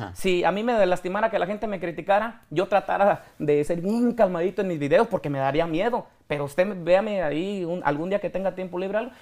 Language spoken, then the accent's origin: Spanish; Apatzingán, Michoacán, Mexico; moved away; also born or lived in Texas; yo soy de Apatzingán de un ranchillo